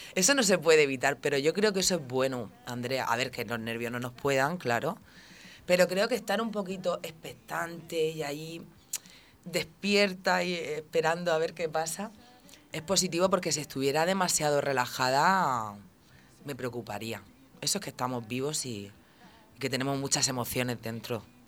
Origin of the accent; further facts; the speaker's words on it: Santomera, Region of Murcia, Spain; aquí, aquí nací, aquí me he criado